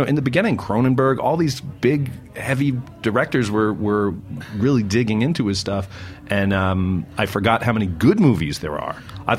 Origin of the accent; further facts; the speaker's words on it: New Jersey, United States; growing up in New Jersey